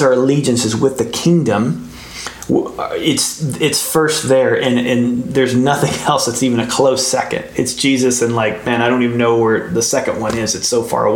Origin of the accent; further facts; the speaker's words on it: United States; we're American